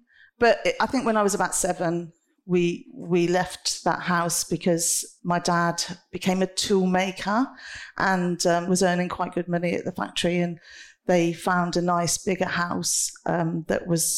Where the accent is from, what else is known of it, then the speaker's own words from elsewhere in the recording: Coventry, West Midlands, United Kingdom; I'm a Midlander, I'm a Brummie, I'm a Coventrian, but I'm also a European, and I was going to be an American almost at one point.